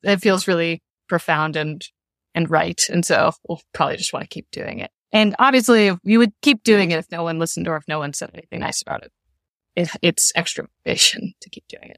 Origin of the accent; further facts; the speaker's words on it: Louisville, Kentucky, United States; my hometown, in Louisville